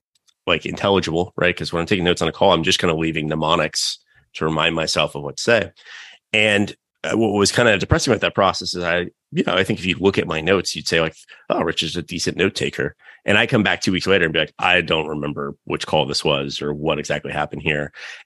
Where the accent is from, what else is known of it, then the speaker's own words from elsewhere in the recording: North Carolina, United States; growing up in North Carolina, just super hard to find other people